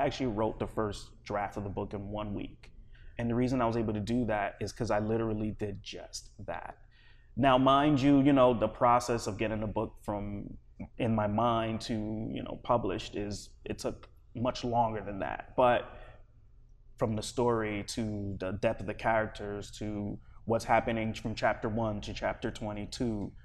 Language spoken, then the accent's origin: English; East Coast, United States; also born or lived in Liberia; now in Los Angeles, United States; I grew up primarily on the East Coast